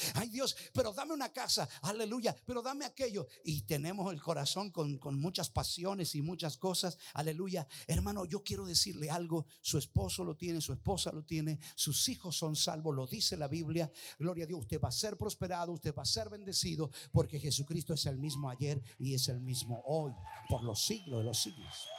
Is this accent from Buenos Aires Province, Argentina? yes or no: no; Mendoza, Argentina; como buen mendocino